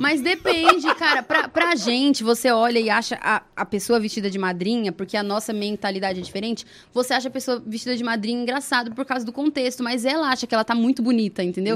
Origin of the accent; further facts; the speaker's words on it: Brazil; Eu sou brasileira, raiz